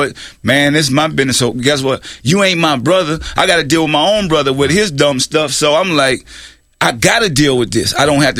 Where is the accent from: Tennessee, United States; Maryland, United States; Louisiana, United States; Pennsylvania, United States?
Louisiana, United States; New Orleans; moved away; also born or lived in Richmond, California; I'm from New Orleans, so I know.